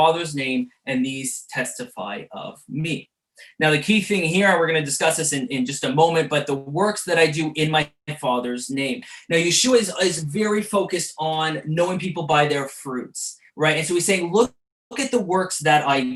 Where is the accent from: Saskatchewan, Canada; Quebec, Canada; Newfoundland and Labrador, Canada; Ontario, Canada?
Quebec, Canada; Montreal; growing up in the Jewish suburbs of Montreal